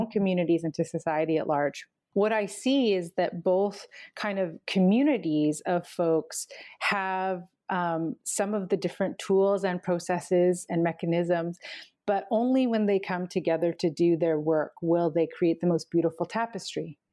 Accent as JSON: {"language": "English", "area": "Canim Lake", "region": "central interior of British Columbia", "country": "Canada", "said": "from Seskin, which is, um, in the central interior of the province known as British Columbia."}